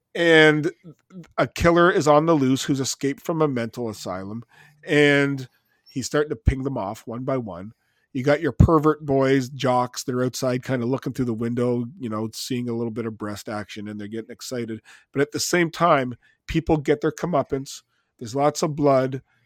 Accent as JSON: {"language": "English", "country": "Canada", "said": "being a Canadian"}